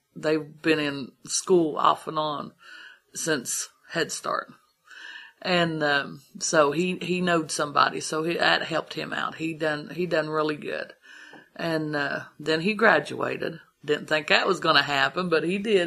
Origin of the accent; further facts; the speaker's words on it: Columbus, Ohio, United States; moved away as an adult; now in Big Ugly Creek, United States; I wasn't born around here, I was from Columbus